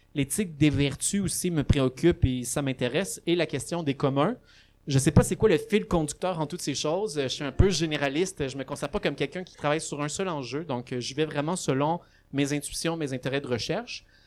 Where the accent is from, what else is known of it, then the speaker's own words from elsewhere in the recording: Laval, Quebec, Canada; also born or lived in Gatineau; now in Montreal, Canada; je suis né à Laval, j'habite à Montréal